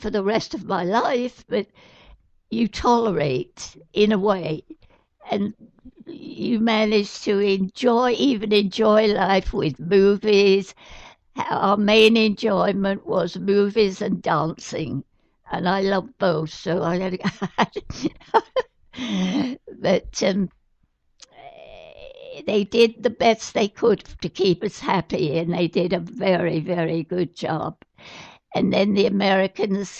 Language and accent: English; United Kingdom; I'm British